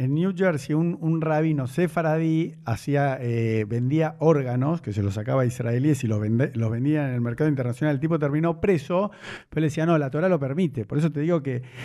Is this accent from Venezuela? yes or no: no; Argentina; como argentino y judío